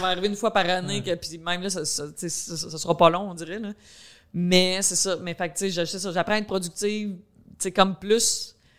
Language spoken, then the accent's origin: French; Quebec, Canada; accent: countryside accent; j'ai un accent comme, tu sais, je viens de la campagne